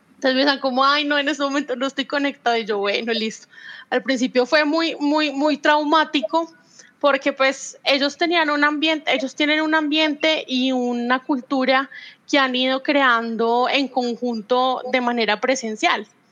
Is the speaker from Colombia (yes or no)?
yes; Manizales, Caldas, Colombia; Yo sigo en mi país natal, en mi ciudad natal